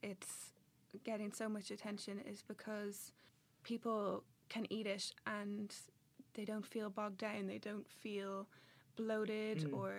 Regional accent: Ireland; they knew I was from Ireland, so they said to find you whenever I got back.

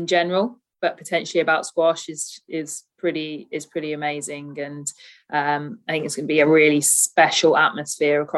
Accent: Birmingham, West Midlands, United Kingdom; Born and bred in Birmingham, always lived in the West Midlands

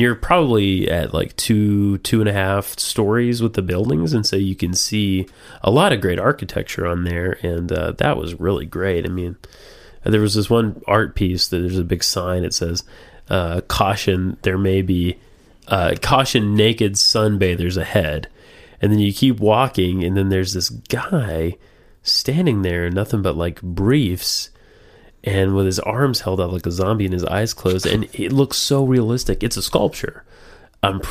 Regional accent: the South, United States; I'm from the South

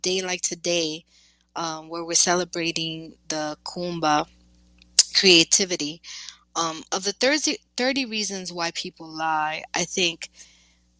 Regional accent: New York, United States; I am from New York

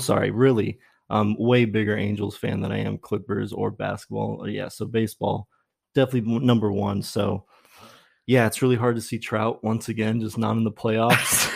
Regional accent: Brea, California, United States; also born or lived in Dallas, Texas; I grew up in Brea, so, like, um, between probably ninety-seven and two thousand one, lived in Brea

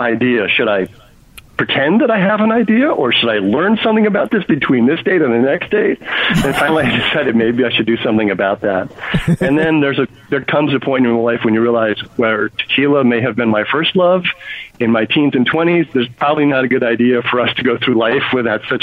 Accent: New England, United States; moved away as an adult; also born or lived in California; I grew up in New England, but I went to college in California

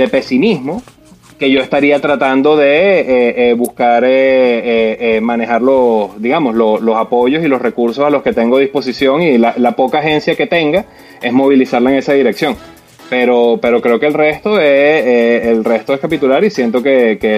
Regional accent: Venezuela; moved away; todos somos venezolanos

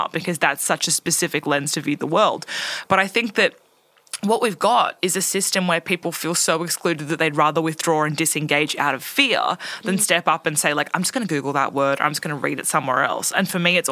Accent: Orange, New South Wales, Australia; I grew up in Orange

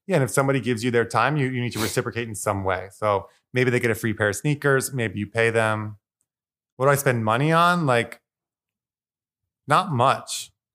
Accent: Eastern Long Island, New York, United States; moved away as an adult; now in New York City, United States; I was brought up in Eastern Long Island

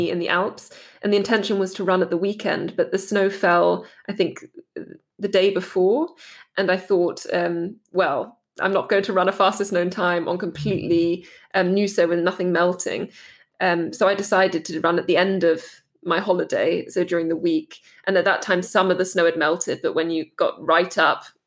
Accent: Dartmoor, South West England, United Kingdom; moved away as an adult; also born or lived in Heidelberg, Germany; now in Germany; where I grew up on Dartmoor

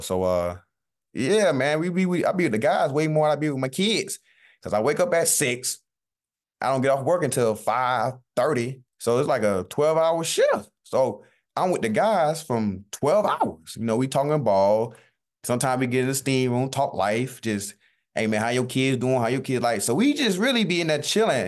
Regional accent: Southeast Georgia, United States; moved away; I'm from Southeast Georgia.

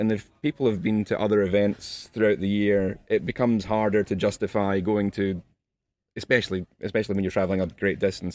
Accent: Glasgow, Scotland, United Kingdom; accent: Glasgow; also born or lived in Edinburgh; I'm Scottish. I live just south of Edinburgh, but, um, more of a Glasgow accent.

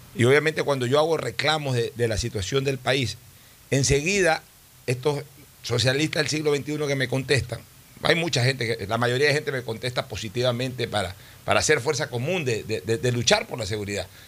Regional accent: Ecuador

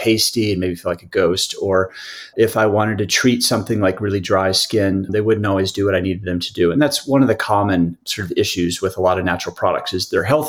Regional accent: Midwest, United States; I grew up in the Midwest

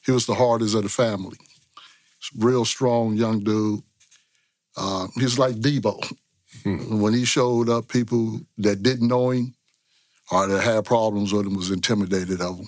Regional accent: San Francisco, California, United States; I was born and raised in San Francisco, Hunters Point, Bayview District

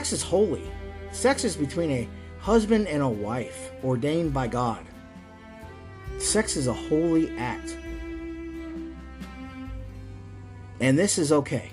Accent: North Florida, United States; I grew up in North Florida, okay? All right, so it's very Southern

